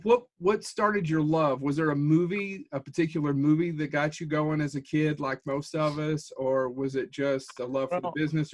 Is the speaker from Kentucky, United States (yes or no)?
yes; Kentucky, United States; We're from Kentucky, sure, so we have that whole Southern hospitality kind of thing.